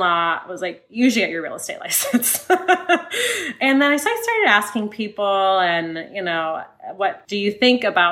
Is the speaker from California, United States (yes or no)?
yes; Sonoma, California, United States; I grew up in Sonoma, California